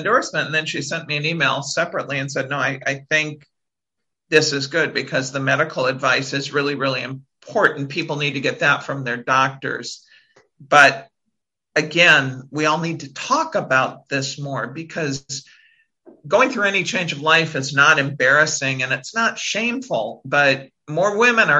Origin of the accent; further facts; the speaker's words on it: South Dakota, United States; now in Washington, DC area, United States; I'm a girl from South Dakota